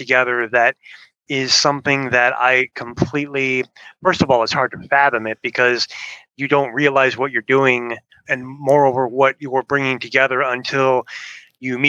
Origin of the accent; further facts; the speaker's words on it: Chicago, Illinois, United States; moved away as an adult; now in Birmingham, United States; Originally from Chicago, moved down to Birmingham, Alabama in February of 2020